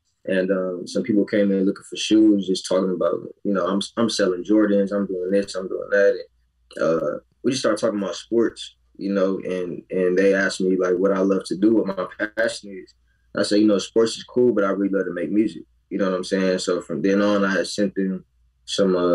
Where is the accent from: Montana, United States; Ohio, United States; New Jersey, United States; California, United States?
California, United States; Los Angeles; Born and raised in the Crenshaw district